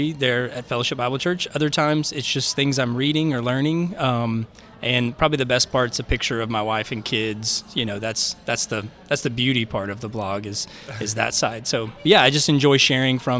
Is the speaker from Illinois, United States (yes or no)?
no; Little Rock, Arkansas, United States; moved away; born and raised in Little Rock